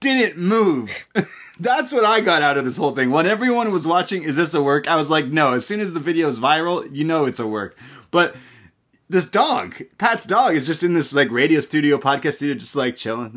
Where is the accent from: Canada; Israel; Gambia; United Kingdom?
Canada; I'm Canadian